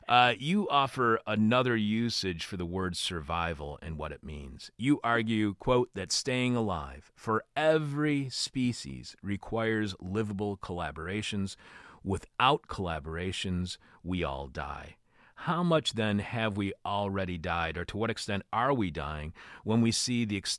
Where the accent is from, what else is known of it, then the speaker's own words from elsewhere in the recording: Detroit, Michigan, United States; now in Chicago, United States; my hometown in Detroit, here in Chicago